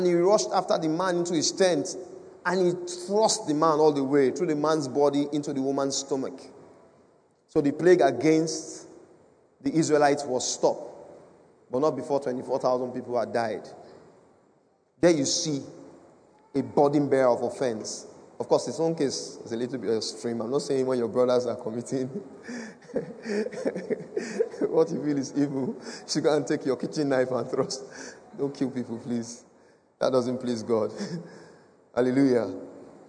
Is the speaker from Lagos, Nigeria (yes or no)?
no; Edo, Nigeria; I come from Edo State.